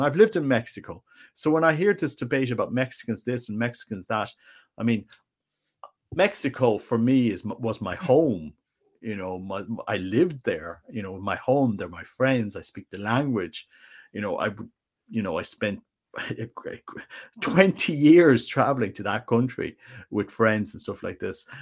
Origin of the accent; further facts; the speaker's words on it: Ireland; I'm just an Irish guy